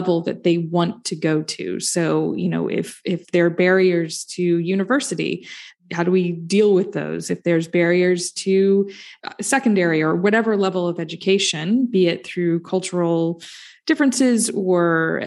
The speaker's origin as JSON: {"language": "English", "country": "United States", "said": "I'm American"}